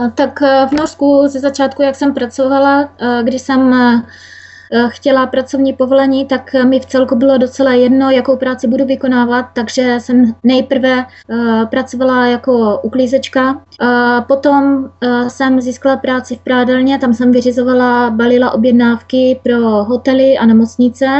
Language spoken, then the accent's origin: Czech; Czechia; moved away as an adult; also born or lived in Hodonín; now in Norway; na Moravě, odkud já pocházím